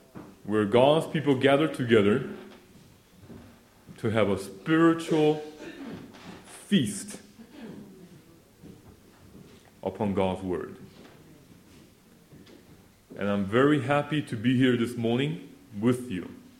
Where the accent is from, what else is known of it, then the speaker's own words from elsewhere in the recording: South Korea; born there; I was born in Korea, 1968, so I'm almost 30 years old.